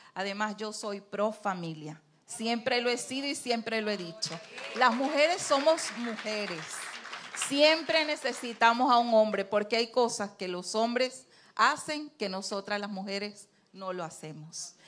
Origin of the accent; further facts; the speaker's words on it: Trujillo, Venezuela; moved away as an adult; now in Santo Domingo, Dominican Republic; nosotros somos andinos, yo soy andina, David es guaro, David es de Lara y yo soy de Trujillo.